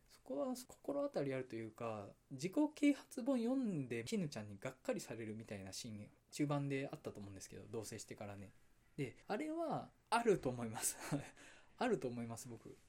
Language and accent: Japanese; Awaji Island, Hyogo, Japan; now in Osaka, Japan; もともと出身が淡路島で今大阪在住なんで